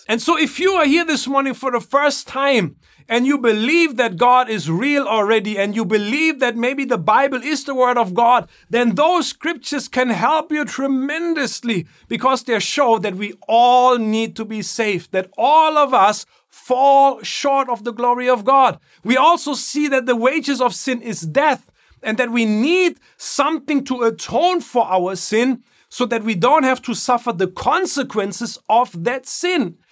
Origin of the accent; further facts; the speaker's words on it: Germany; moved away; Growing up in Germany